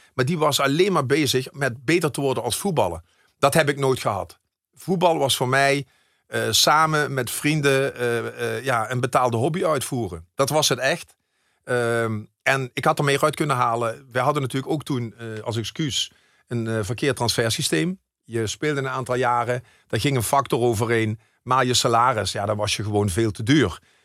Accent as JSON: {"language": "Dutch", "town": "Maastricht", "region": "Limburg", "country": "Netherlands", "said": "ik zie mij wel echt als een, ja, als een Maastrichtenaar"}